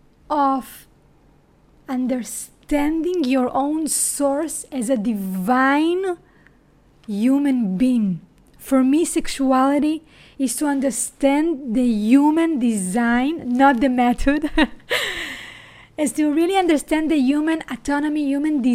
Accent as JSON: {"language": "English", "country": "Israel", "accent": "Israeli", "second_language": "English", "said": "my accent, if you asked yourself, what is that? So I'm an Israeli."}